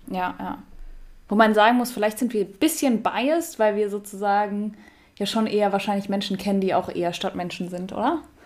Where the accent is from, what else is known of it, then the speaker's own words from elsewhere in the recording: Friedberg, Hesse, Germany; ich bin ja in der Nähe von Friedberg aufgewachsen.